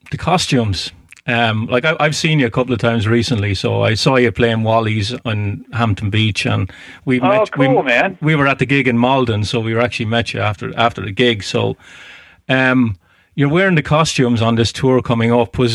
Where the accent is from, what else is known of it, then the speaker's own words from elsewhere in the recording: Ireland; now in Lowell, United States; I'm Irish